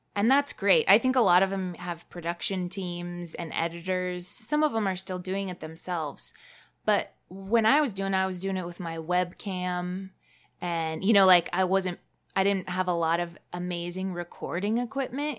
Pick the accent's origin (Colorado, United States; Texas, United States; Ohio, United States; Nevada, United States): Colorado, United States; Fort Collins; my hometown of Fort Collins, Colorado